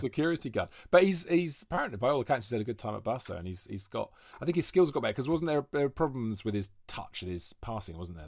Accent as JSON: {"language": "English", "area": "Welsh", "region": "Wales", "country": "United Kingdom", "moved": "yes", "lives_now": "London, United Kingdom", "said": "I'm Welsh"}